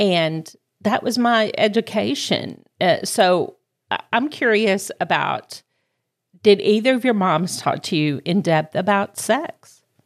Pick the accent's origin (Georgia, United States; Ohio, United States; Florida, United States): Georgia, United States; accent: southern; now in Greenville, United States; my hometown's actually Georgia, but my s, adopted hometown of Greenville, South Carolina